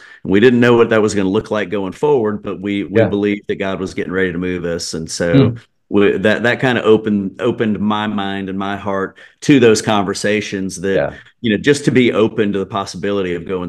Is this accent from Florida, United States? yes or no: no; Atlanta, Georgia, United States; I grew up in the Atlanta area